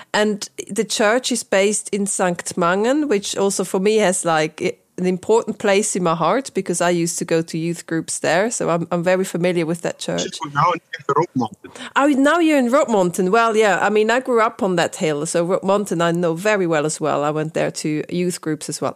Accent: St. Gallen, Switzerland; moved away; where you are in St. Gallen, that's kind of home for me, where I grew up

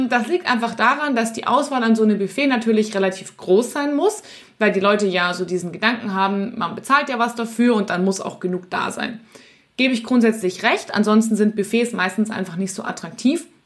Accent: Munich, Bavaria, Germany; in meiner Heimatstadt München gibt es das Sendlinger Augustiner.

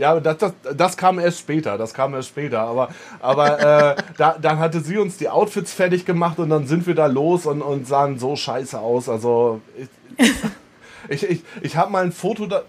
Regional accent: East Frisia, Lower Saxony, Germany; moved away as an adult; now in Berlin, Germany; bei uns in Ostfriesland

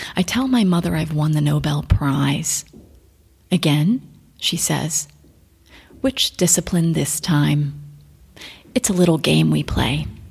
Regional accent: Florida, United States; moved away as an adult; now in Bucharest, Romania; growing up in Florida, you see space shuttles when they launch

